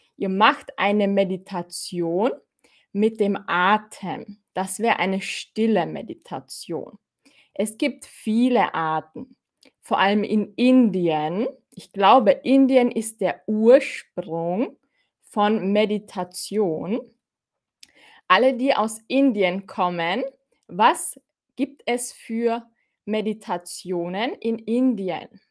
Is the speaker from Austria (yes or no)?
yes; Austria; ich bin aus Österreich. Kannst du es hören? Ich bin aus Österreich